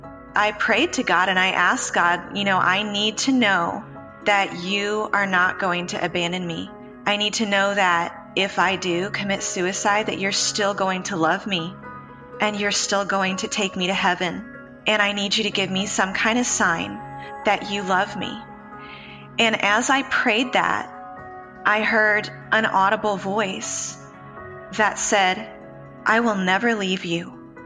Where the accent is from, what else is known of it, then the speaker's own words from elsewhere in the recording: Austin, Texas, United States; born there; also born or lived in Memphis / Houston / Los Angeles; I was born in Austin, Texas. I'm the oldest of five daughters. We moved around a lot. I lived in Memphis, Tennessee, Houston, Texas, Los Angeles, California.